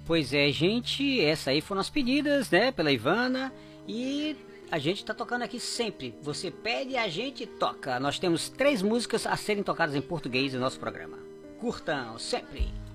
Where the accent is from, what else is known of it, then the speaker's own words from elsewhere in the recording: Fortaleza, Ceará, Brazil; moved away as an adult; also born or lived in Recife; eu sou do Ceará, eu sou, de, eu sou de Fortaleza